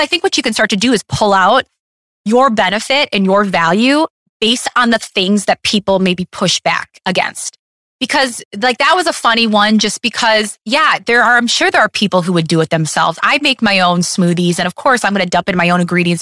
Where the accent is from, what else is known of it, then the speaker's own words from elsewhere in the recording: Detroit, Michigan, United States; I'm from Detroit